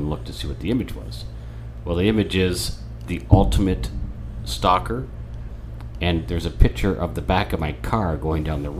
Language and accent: English; Ireland